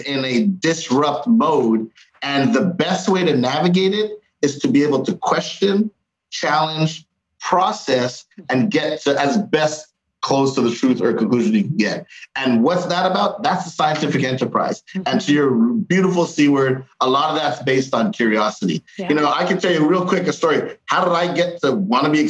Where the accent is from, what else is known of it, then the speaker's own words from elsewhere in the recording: Canada; We were raised in Canada